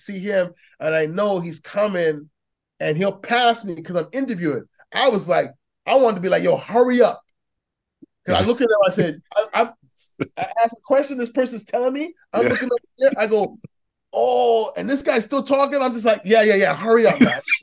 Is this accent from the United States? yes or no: no; Toronto, Ontario, Canada; moved away; also born or lived in Edmonton; I'm from Toronto too